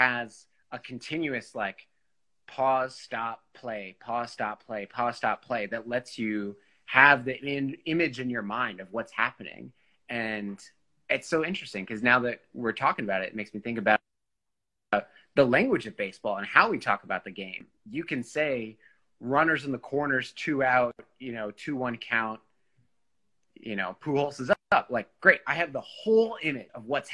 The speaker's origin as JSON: {"language": "English", "town": "St. Louis", "region": "Missouri", "country": "United States", "tie": "born or raised there", "said": "when we were growing up in St. Louis"}